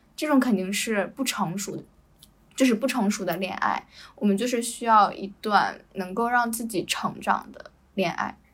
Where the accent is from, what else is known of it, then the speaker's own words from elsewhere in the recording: China; moved away as an adult; now in Malaysia; 中国男生有的时候，就是我们同，同样生长在一个环境